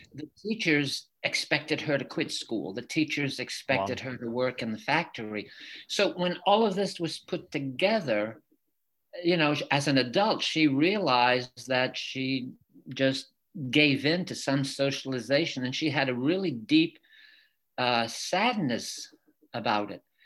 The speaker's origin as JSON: {"language": "English", "town": "Lisbon Falls", "region": "Maine", "country": "United States", "tie": "born or raised there", "also_born_or_lived": "Lewiston, Maine", "first_language": "French", "second_language": "English", "said": "I'm from Lewiston. I grew up in Lisbon Falls, where I live right now"}